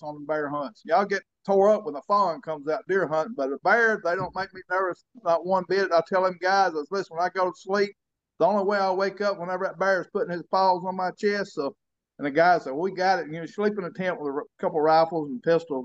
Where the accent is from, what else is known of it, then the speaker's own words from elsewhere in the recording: Colvin, United States; we moved to the back to where I was born at in Colvin